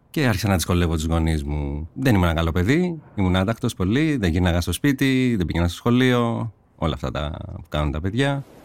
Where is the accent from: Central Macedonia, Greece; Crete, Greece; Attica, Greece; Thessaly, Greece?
Attica, Greece; Korydallos; also born or lived in Marousi; γεννήθηκα στο Μαρούσι, και έχω μεγαλώσει στο σκιστό Κορυδαλού. Είμαι 40 χρονών